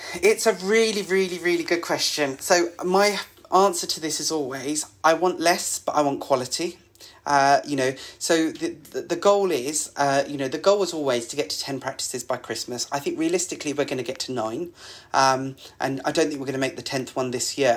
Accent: Essex, East of England, United Kingdom; I grew up in Essex, so there's a bit of that in my blood

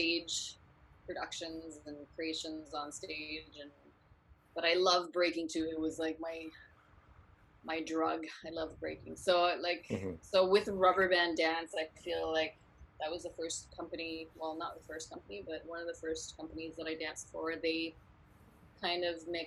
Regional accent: Ottawa, Ontario, Canada; Born and raised in Ottawa

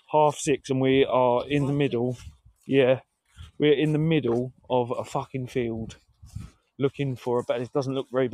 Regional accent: United Kingdom; Yeah, we're British.

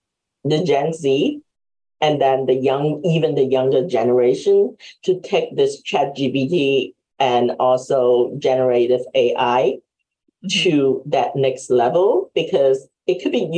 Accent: Hong Kong; English is a second language; now in United States; We're immigrants from Hong Kong. And so we left in the 1980s. And we came to the state not really speaking that much English.

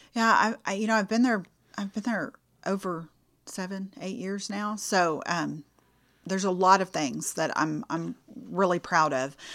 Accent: Houston, Texas, United States; moved away as an adult; now in Lufkin, United States; I am originally from the Clear Lake area, south of Houston

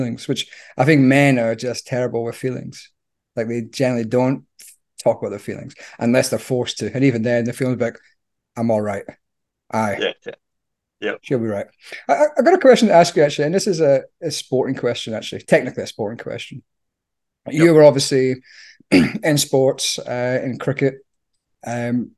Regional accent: Scotland, United Kingdom; moved away; I'm Scottish.

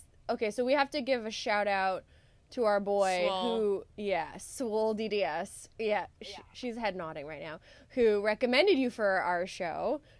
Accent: Canada; I'm Canadian.

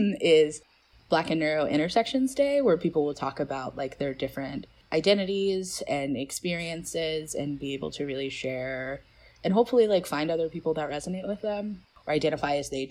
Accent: Atlanta, Georgia, United States; also born or lived in Grayson, Georgia; I'm from Georgia and I grew up, you know, in Grayson, but also in Atlanta

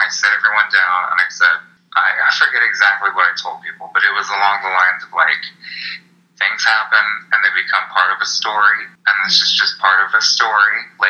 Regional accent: Charlotte, North Carolina, United States; now in Austin, United States; I am not from Austin originally. I've been in Austin for 4 years.

